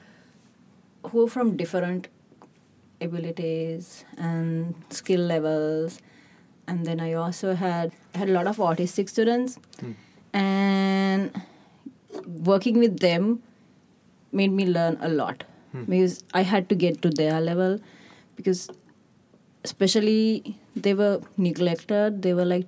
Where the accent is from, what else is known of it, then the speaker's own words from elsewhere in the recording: Sri Lanka; moved away as an adult; also born or lived in United Kingdom / Australia; I'm originally from Sri Lanka, but I'm all over the place because I have my bachelor's from UK and I have two masters from Australia.